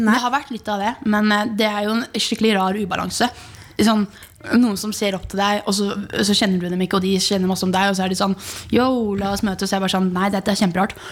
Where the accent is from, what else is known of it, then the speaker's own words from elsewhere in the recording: Horten, Vestfold, Norway; moved away; Horten er jo grunnen til at den jeg er den jeg er. Liksom, det, horten er jo miljøet mitt